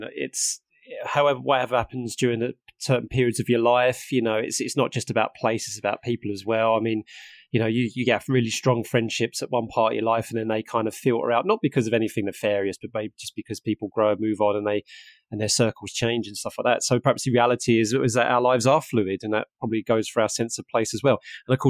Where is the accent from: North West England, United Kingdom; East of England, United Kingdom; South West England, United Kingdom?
East of England, United Kingdom; Harlow; now in Norfolk, United Kingdom; So I'm from Harlow in Essex, which is not too far away from Broxbourne. And I've moved up here and I really, really love it up here and I don't really want to move away, right?